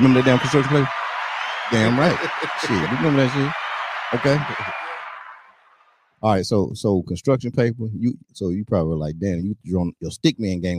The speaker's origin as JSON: {"language": "English", "region": "North Carolina", "country": "United States", "said": "I'm from North Carolina, right?"}